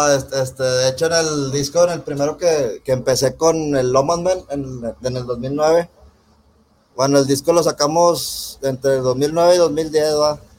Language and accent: Spanish; Monterrey, Nuevo León, Mexico; Yo soy de aquí de Monterrey